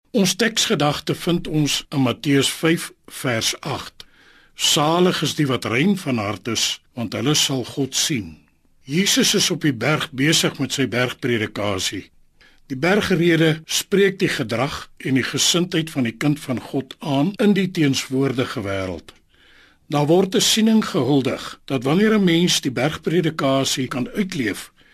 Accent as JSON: {"language": "Afrikaans", "country": "South Africa", "said": "ons as Suid-Afrikaners"}